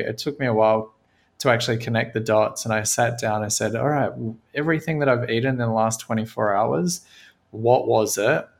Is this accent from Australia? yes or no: yes; Australia; I grew up in Australia on a cattle farm